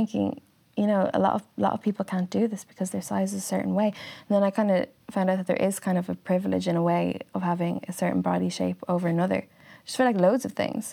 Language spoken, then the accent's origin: English; Wexford, Leinster, Ireland; moved away; I'm from Wexford